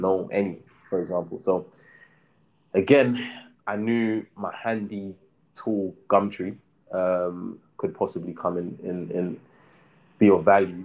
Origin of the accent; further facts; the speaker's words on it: London, United Kingdom; I grew up in Brixton and yeah, I was still living kind of like around the area when I was that age